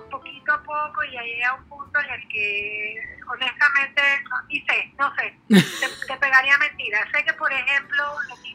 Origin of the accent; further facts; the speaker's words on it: Chiriquí, Panama; Yo soy de Chiriquí